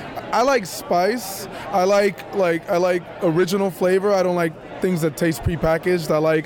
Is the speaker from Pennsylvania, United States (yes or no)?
no; Texas, United States; I'm from Texas.